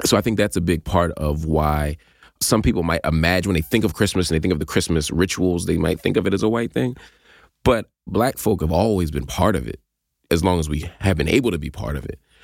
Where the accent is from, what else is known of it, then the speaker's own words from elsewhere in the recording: Philadelphia, Pennsylvania, United States; growing up in Philly